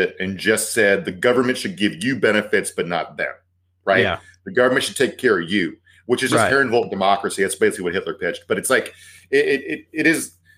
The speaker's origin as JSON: {"language": "English", "region": "the South", "country": "United States", "said": "I'm from the South"}